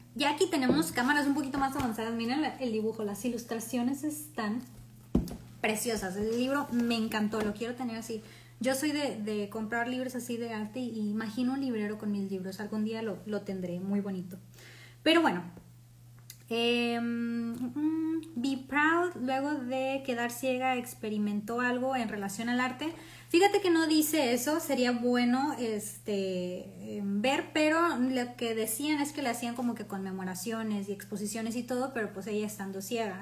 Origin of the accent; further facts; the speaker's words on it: Mexico; orgullosos como mexicanos o como latinos